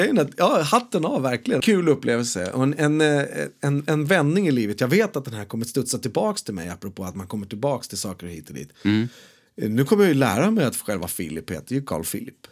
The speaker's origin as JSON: {"language": "Swedish", "country": "Sweden", "tie": "born or raised there", "said": "där jag växer upp, där jag är född. Han är på Sjöbobruk herrgård"}